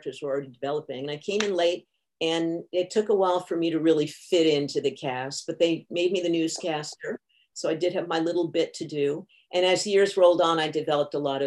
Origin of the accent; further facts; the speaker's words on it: New Haven, Connecticut, United States; I'm from the other side of the tracks in New Haven, Connecticut